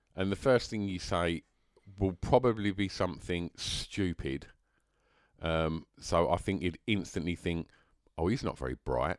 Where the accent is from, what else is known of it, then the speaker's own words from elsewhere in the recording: England, United Kingdom; I'm, I'm English. It just happens to be where I was born.